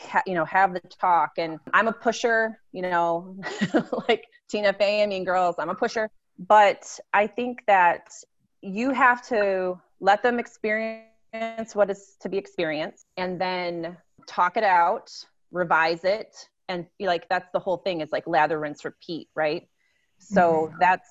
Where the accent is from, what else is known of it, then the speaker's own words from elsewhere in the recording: Midwest, United States; We're from the Midwest